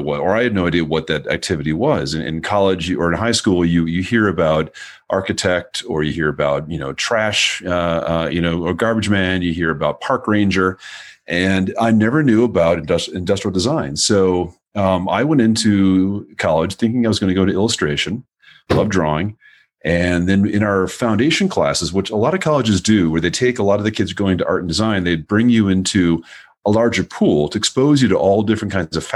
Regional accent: Minnesota, United States; I'm from Minnesota.

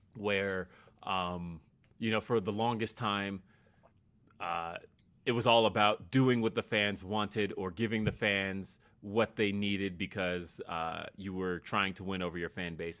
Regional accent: Los Angeles, California, United States; now in Colorado, United States; somebody like me who came from California, right? I was born in Los Angeles. So, like, I moving here was weird because I had never seen snow before.

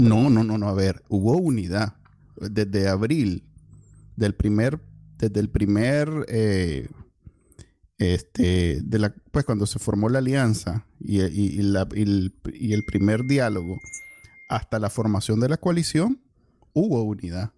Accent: Nicaragua; así somos los Nica

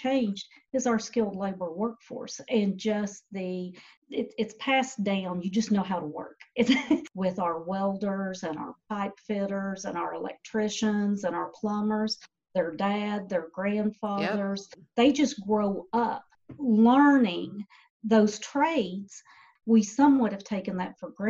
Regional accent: Boyd County, Kentucky, United States; born and bred in Boyd County

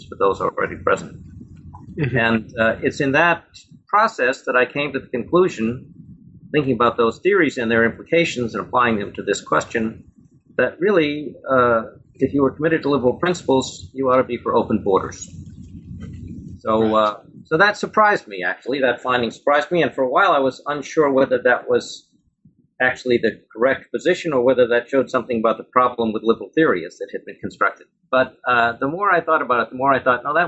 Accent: Boston, Massachusetts, United States; moved away as an adult; also born or lived in Ohio; now in Toronto, Canada; I grew up around Boston

